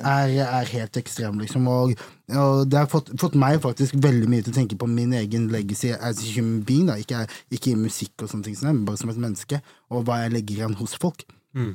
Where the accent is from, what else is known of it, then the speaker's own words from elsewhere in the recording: Vegårshei, Agder, Norway; also born or lived in Arendal; jeg er egentlig fra Vegårshei, nabokommunen til Risør